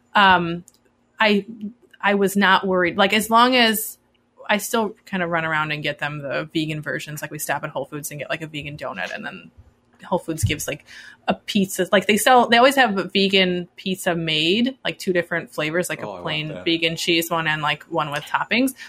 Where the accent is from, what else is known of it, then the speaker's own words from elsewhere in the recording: Midwest, United States; I grew up in the Midwest